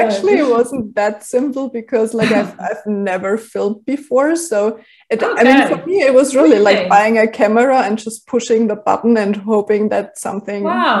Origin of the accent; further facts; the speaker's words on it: Germany; first language German; English is a second language; when I realized that there was like no resource in Germany at all, like in my native language, I started to basically put everything that I used to put in my journal in a blog.